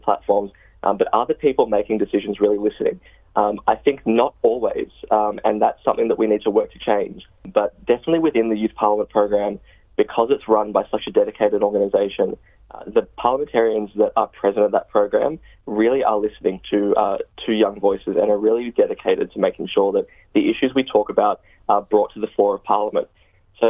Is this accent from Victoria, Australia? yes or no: no; Hunter Valley, New South Wales, Australia; moved away as an adult; also born or lived in Newcastle, Australia; now in Sydney, Australia; I grew up on Wanneroo land in the Hunter Valley, and I went to school in Newcastle on Awabakal land, and now I'm living here in Redfern